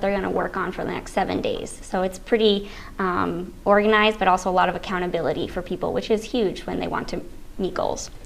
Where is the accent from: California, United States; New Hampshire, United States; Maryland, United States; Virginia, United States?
New Hampshire, United States; moved away as an adult; also born or lived in Syracuse / Massachusetts; I'm from New Hampshire originally, grew up there